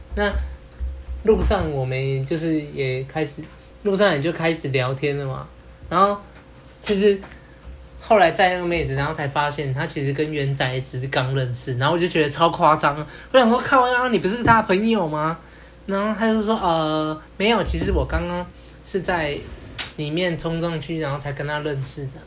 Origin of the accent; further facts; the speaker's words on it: Kaohsiung, Taiwan; 我也是高雄人